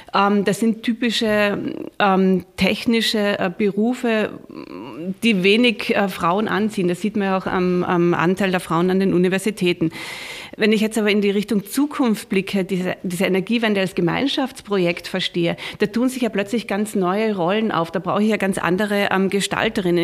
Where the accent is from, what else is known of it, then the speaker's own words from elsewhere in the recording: Austria; bei uns in Österreich